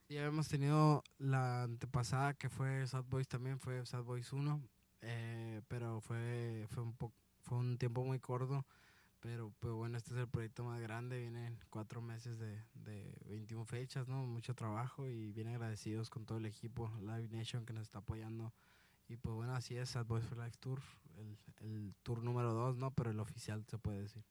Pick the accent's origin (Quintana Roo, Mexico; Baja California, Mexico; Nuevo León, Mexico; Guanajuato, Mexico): Guanajuato, Mexico; also born or lived in Sonora; de Guanajuato